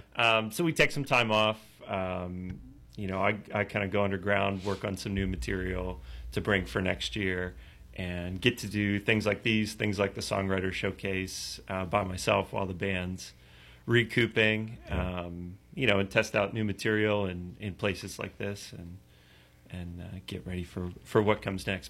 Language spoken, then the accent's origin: English; Pittsburgh, Pennsylvania, United States; Pittsburgh, born and raised. I live in the city now